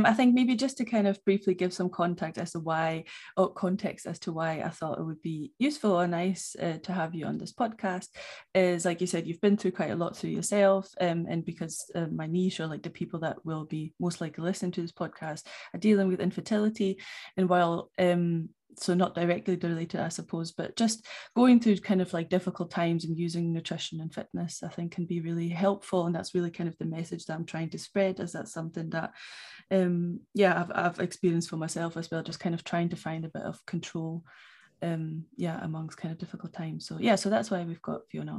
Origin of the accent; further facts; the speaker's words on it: Germany; moved away as an adult; also born or lived in Newcastle, United Kingdom; now in Scotland, United Kingdom; I'm from Germany originally, and I moved to study at Kiel University, Newcastle